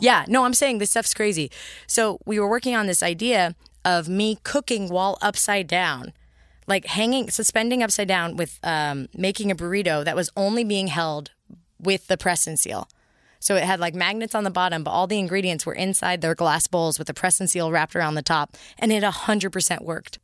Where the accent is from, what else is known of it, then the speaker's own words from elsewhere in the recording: San Mateo, California, United States; also born or lived in Berkeley, California; I grew up in, uh, the Bay Area, so San Francisco, adjacent